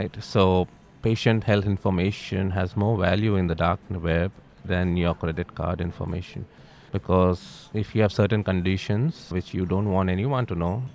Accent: India; moved away as an adult; also born or lived in Dubai; now in Australia; I'm from India originally. I moved over to Australia in 2011. Prior to that, I was in Dubai for almost 8 years

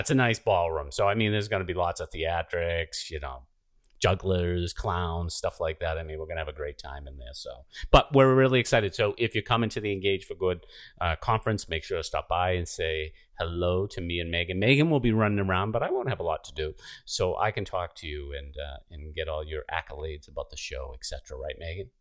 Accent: outside of Boston, Massachusetts, United States; I was the youngest of seven and grew up, you know, outside of Boston here

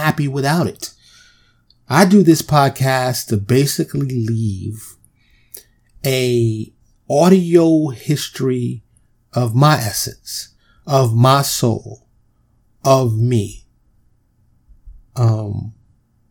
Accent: New York, United States; I grew up in New York

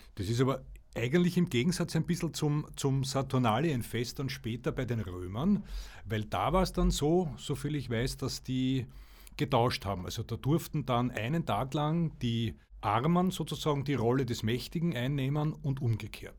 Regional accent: Austria; Bei uns in Österreich

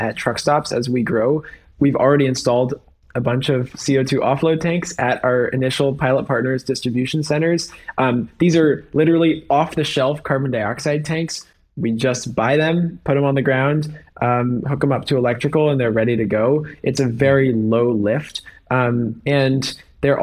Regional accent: San Francisco, California, United States; I grew up in San Francisco

